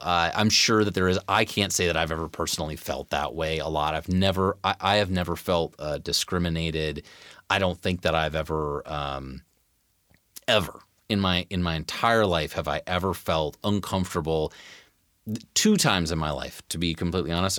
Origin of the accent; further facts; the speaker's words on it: Tacoma, Washington, United States; I grew up in the North End of Tacoma